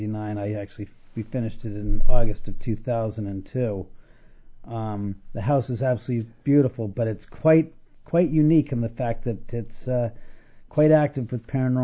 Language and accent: English; Los Angeles, California, United States; I was born and raised in Los Angeles. I've lived in the area, so to speak, in the hills of the West Side for most of my life. For the past 13 years, I've been living in a house that my father and I built.